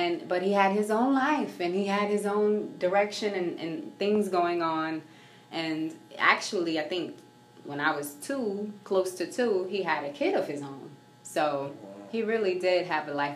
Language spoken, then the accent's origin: English; Augusta, Georgia, United States; So, I am an Augusta native, born and raised in Augusta. I grew up down in East Boundary